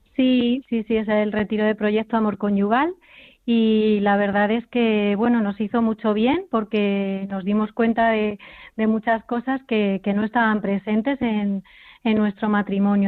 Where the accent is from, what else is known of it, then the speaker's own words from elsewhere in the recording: Granada, Andalusia, Spain; Granada, porque es mi tierra